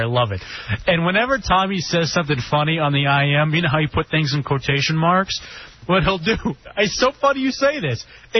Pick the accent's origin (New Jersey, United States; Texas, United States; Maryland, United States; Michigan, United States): Texas, United States; Grand Prairie; Growing up in Dallas, Texas, in Grand Prairie, Texas, where I went to South Grand Prairie High School